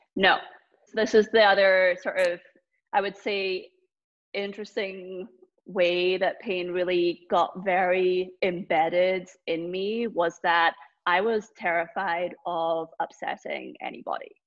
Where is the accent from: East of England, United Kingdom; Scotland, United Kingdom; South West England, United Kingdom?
Scotland, United Kingdom; now in Boston, United States; growing up in Scotland